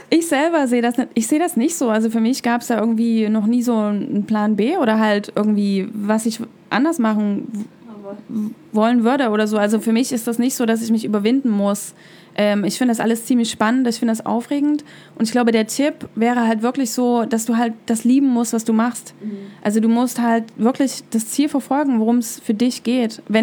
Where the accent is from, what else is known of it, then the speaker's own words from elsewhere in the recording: East Germany, Germany; Also, ich bin halt in der DDR aufgewachsen, im Osten von Deutschland.